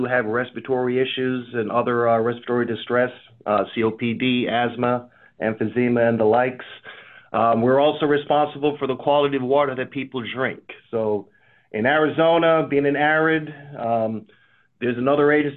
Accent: Jamaica; now in United States; I'm from a country growing up, a small island of Jamaica, when I moved to the U.S.

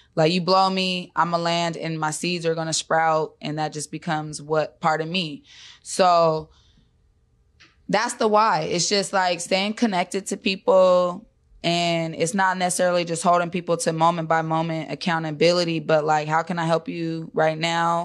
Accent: Seattle, Washington, United States; also born or lived in Park Lake Homes, King County / Highline, King County; I'm born and raised in Seattle

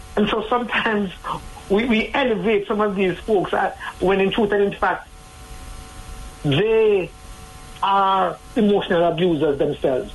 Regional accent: Jamaica; as a Jamaican society

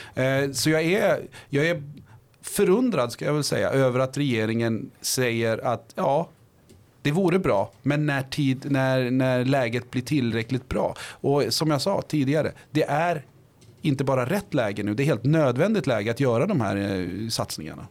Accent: Botkyrka, Stockholm County, Sweden; moved away as an adult; now in Linköping, Sweden; i Vårby gård, eh, är jag uppväxt

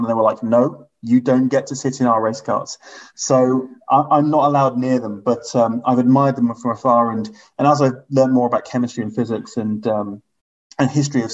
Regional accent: Hong Kong; I was growing up in Hong Kong

